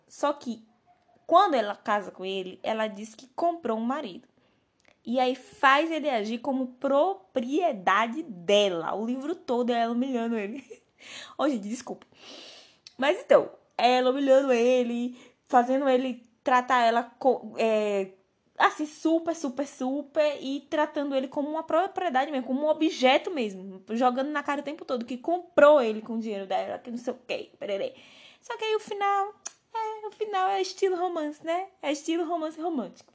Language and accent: Portuguese; Brazil; a gente vive um pouquinho dessa, dessa influência europeia no nosso país